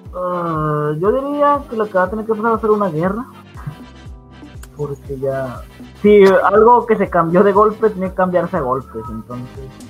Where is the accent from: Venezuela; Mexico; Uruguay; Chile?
Mexico